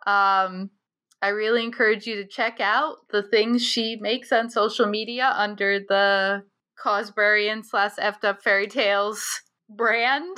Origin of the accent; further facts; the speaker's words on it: Scituate, United States; growing up in Situate